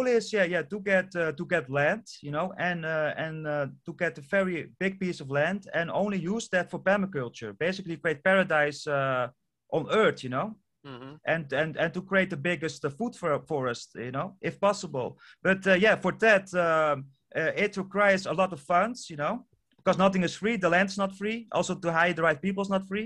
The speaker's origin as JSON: {"language": "English", "country": "Netherlands", "first_language": "Dutch", "second_language": "English", "said": "I'm from Europe, the Netherlands. So English is not even my native language. So I'm Dutch is my native language."}